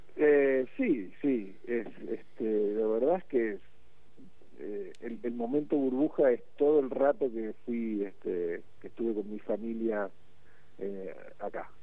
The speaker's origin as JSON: {"language": "Spanish", "region": "Buenos Aires", "country": "Argentina", "tie": "born or raised there", "moved": "as an adult", "said": "Yo crecí en Buenos Aires"}